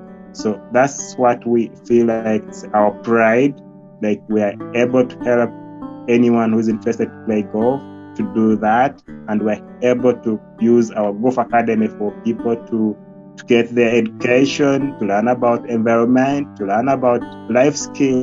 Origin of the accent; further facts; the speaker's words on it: Western Region, Uganda; English is a second language; So I was born away from Fort Portal, actually, and my parents were in Chinjojo